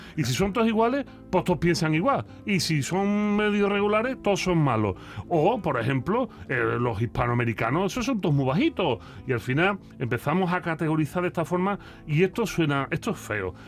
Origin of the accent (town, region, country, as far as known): Andalusia, Spain